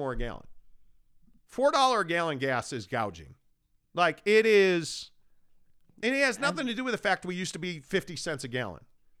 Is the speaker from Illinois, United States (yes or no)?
yes; Chicago, Illinois, United States; now in Utah, United States; I've lived everywhere, born and raised in Chicago, Los Angeles, Orange County, St. Louis, Sacramento.